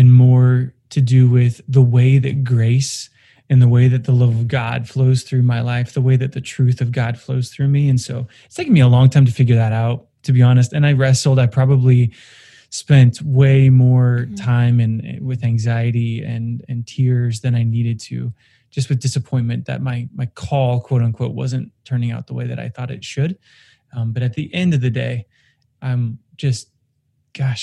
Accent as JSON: {"language": "English", "region": "Oregon", "country": "United States", "tie": "born or raised there", "moved": "yes", "said": "I grew up in Oregon, and just yesterday I got word that the house I grew up in, the forest I grew up in, is gone"}